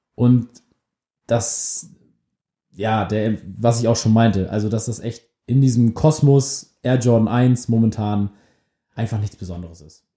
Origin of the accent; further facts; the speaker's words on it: Germany; wir sind beide aus der Nähe von Hamburg